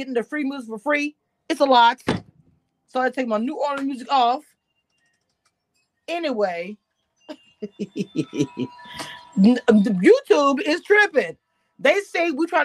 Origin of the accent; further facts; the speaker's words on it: Natchitoches, Louisiana, United States; Y'all know I'm from Louisiana, but I'm from a small town called Natchitoches by Shreveport.